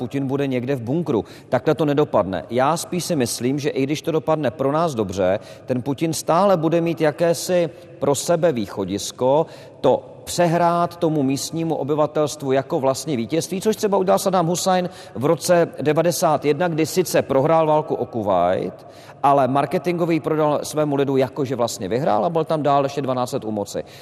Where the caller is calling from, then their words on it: Most, Ústí nad Labem Region, Czechia; Dobrý večer … a jsem z Pedagogického ulice v Mostě